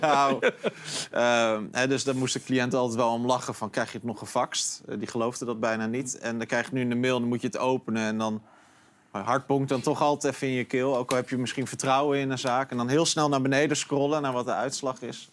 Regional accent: Netherlands; als Nederlander

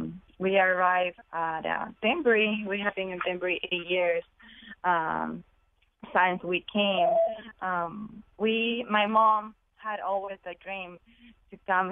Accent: Ecuador; because my mom wanted us, me and my brothers, to be far away from the gangs, the violence of my country. I'm from Ecuador.

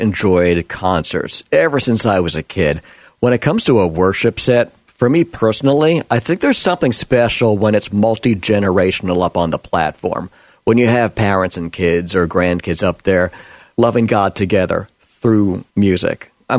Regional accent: New York, United States; the mentality in the mainstream media where I was raised back in New York

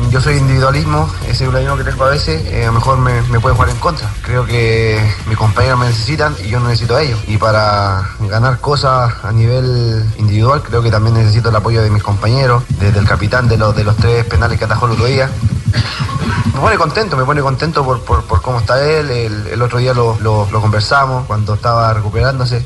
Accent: Chile; siendo chileno

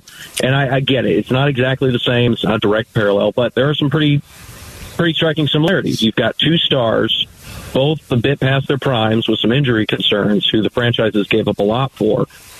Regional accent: Detroit, Michigan, United States; now in Phoenix, United States; I grew up in Detroit, and so I still have, you know, like some raw memories from the Blake Griffin trade 5-6 years ago.

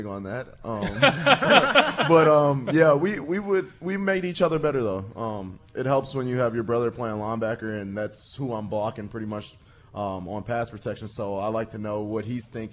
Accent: Texas, United States; moved away as an adult; now in Green Bay, United States; We're both from Texas as well

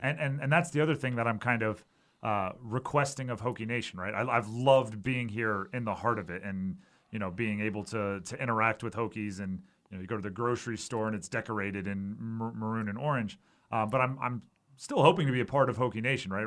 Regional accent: Hawaii, United States; moved away; I grew up in Hawaii

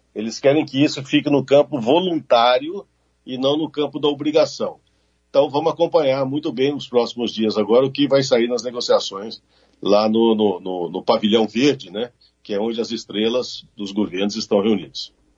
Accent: Brazil; Eu, como brasileiro

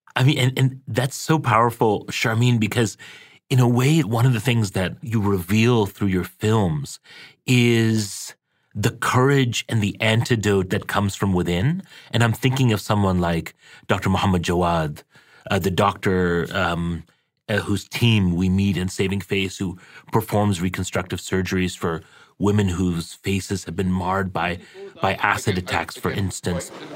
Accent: Karachi, Sindh, Pakistan; born or raised there; moved away

